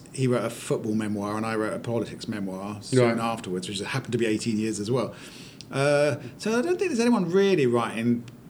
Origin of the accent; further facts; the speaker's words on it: Maidenhead, South East England, United Kingdom; moved away; I grew up in a town called Maidenhead in Berkshire, which is a rock-solid Tory seat